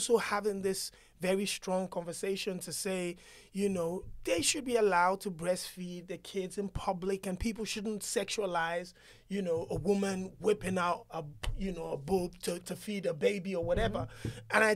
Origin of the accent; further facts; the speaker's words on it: Nigeria; as a Nigerian